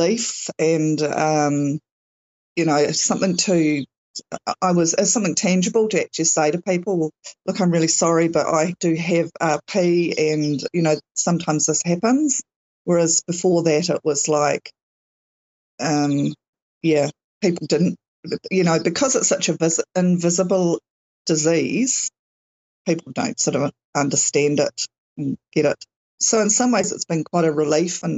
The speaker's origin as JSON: {"language": "English", "country": "New Zealand", "said": "I'm, definitely New Zealand, and it's summer here"}